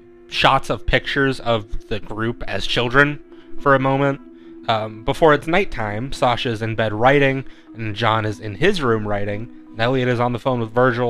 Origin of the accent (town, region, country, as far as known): Phoenix, Arizona, United States